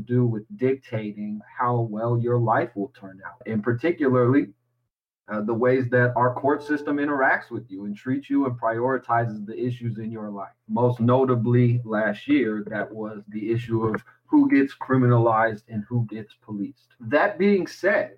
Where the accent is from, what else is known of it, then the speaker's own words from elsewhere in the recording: Seattle, Washington, United States; also born or lived in Sacramento; Seattle, my hometown